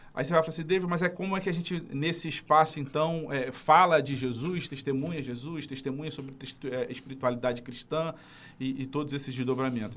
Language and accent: Portuguese; Nova Iguaçu, Rio de Janeiro, Brazil; Sou de Nova Iguaçu